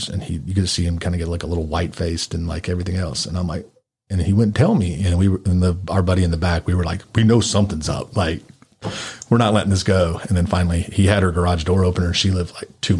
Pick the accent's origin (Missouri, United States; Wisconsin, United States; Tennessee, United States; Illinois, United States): Tennessee, United States; Clarksville; also born or lived in Memphis, Tennessee; I grew up in Clarksville, like a military town.